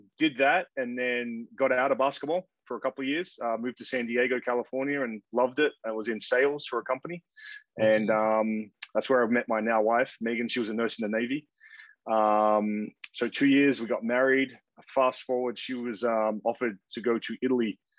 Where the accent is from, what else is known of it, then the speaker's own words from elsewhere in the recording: Perth, Western Australia, Australia; moved away as an adult; also born or lived in Canberra, Australia / Missouri, United States / Oregon, United States; born and raised in Perth, Australia. Grew up there, played all my junior basketball